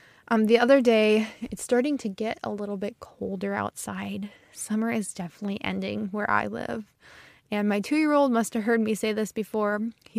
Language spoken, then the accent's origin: English; Midwest, United States; accent: Midwestern; I usually have a pretty neutral accent, but sometimes the Midwest, the North, kind of comes out in my accent. I stretch out my long vowels and I sound very Midwestern.